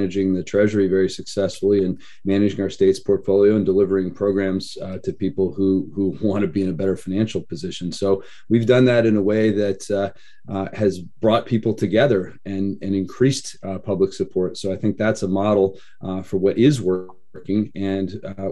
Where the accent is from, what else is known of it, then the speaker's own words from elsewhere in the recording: Idaho, United States; now in Oregon, United States; I was raised in Idaho